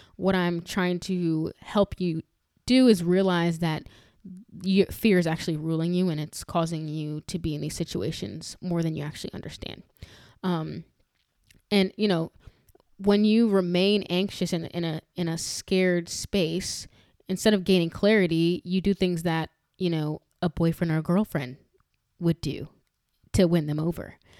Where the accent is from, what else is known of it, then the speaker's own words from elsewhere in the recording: New York, United States; growing up in New York